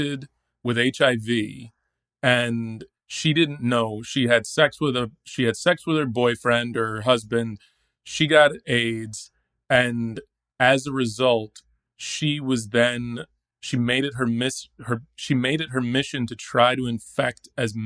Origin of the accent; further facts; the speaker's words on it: Dallas, Texas, United States; I grew up in Dallas, Texas, and I was in high school in Dallas